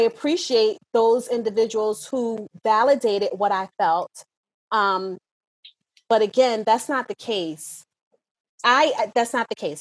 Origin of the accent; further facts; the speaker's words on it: New Jersey, United States; I grew up in South Jersey, in an inner city